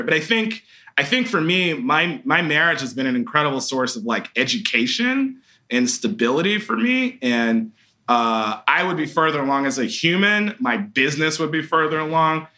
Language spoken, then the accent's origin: English; Atlanta, Georgia, United States; growing up in Atlanta